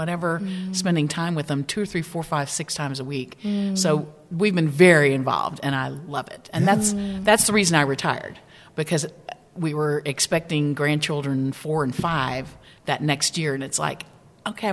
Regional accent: Alabama, United States; moved away as an adult; also born or lived in Memphis, Tennessee; Born in Memphis, grew up in Alabama, and my parents moved here right before my senior year in college

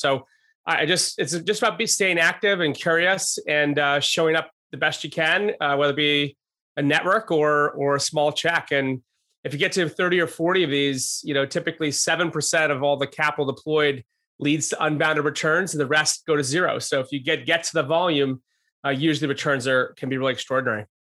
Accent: Rochester, New York, United States; also born or lived in Albany, New York; just outside of Albany and then in Rochester

